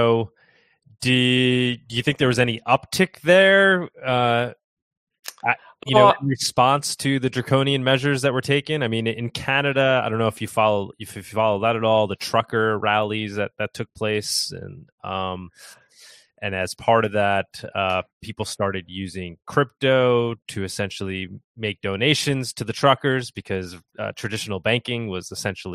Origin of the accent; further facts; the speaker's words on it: New York, United States; I'm from New York over here